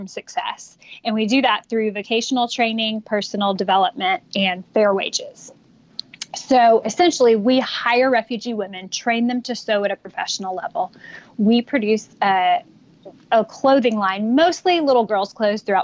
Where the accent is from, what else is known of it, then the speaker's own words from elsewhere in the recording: Texas, United States; I was born and raised in Texas